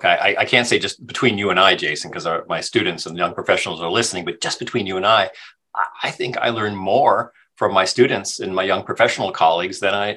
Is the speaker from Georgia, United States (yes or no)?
no; California, United States; I'm a Californian.